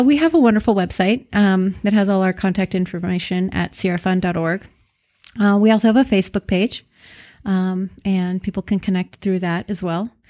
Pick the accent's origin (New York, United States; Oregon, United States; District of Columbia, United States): Oregon, United States; McKenzie River; I grew up on the Mackenzie River in Oregon